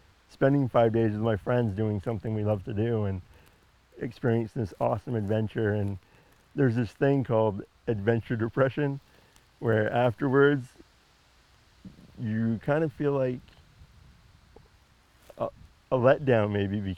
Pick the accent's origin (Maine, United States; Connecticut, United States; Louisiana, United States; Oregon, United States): Maine, United States; Patten; when I was growing up in Patton. We lived in the woods